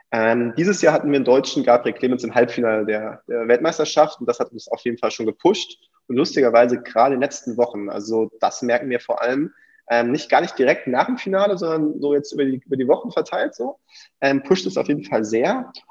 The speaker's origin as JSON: {"language": "German", "country": "Belgium", "said": "die Holländer, ich bin, bin Belgier bin ich ein Fan."}